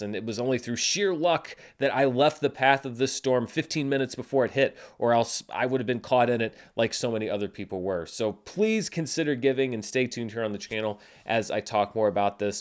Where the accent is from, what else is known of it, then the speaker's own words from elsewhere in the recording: North Little Rock, Arkansas, United States; born and raised in North Little Rock, Arkansas